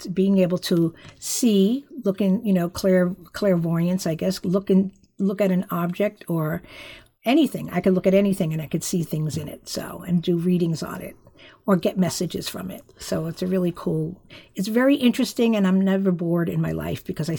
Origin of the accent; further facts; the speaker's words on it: New Jersey, United States; now in California, United States; Okay. Well, I hail from back east. I was born in New Jersey. And I am a high priestess of a Strega Coven, which is the Italian path.